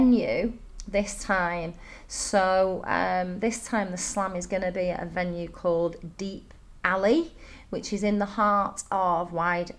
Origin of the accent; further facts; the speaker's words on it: Manchester, North West England, United Kingdom; moved away as an adult; also born or lived in Dalian, China; now in Chengdu, China; I come from Manchester